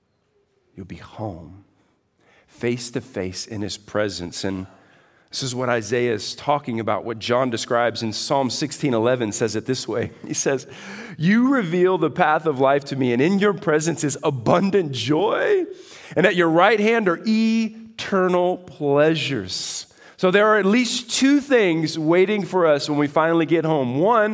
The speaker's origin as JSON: {"language": "English", "region": "Texas", "country": "United States", "said": "I come in from Texas."}